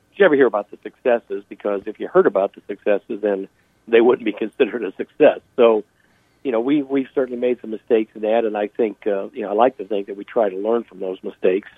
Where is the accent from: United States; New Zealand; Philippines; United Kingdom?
United States; as an American